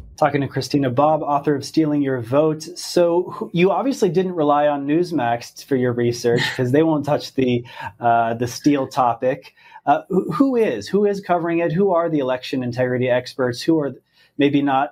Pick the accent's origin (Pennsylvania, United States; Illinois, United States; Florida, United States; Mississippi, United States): Pennsylvania, United States; I'm from Pennsylvania.